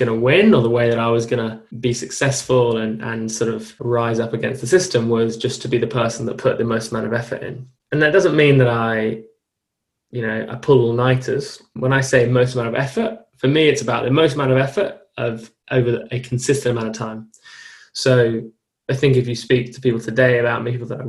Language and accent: English; London, United Kingdom; I come from an incredibly privileged upbringing, lived in South London, two parents, all who in the medical profession, or my grandparents in the medical profession. Grew up in like quite a fast paced school, like a London school